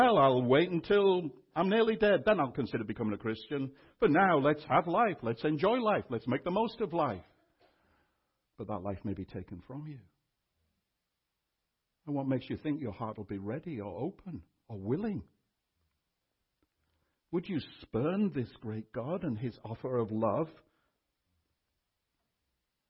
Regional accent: United Kingdom; also born or lived in Austin, United States; now in Canada; I was born in Britain and still hold UK citizenship

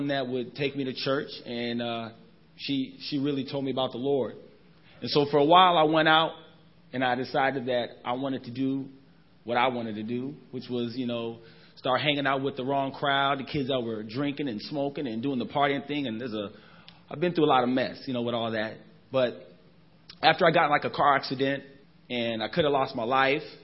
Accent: Anchorage, Alaska, United States; I'm born and raised in Anchorage, Alaska.

